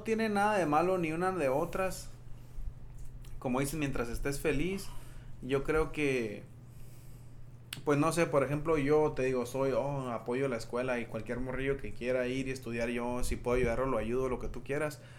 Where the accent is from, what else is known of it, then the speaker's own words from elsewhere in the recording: Yuma, Arizona, United States; moved away as an adult; also born or lived in Tucson, Arizona; siendo de Yuma, Arizona